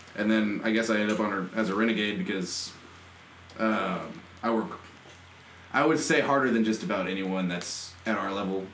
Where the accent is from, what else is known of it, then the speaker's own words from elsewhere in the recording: College Station, Texas, United States; now in Houston, United States; I'm originally from College Station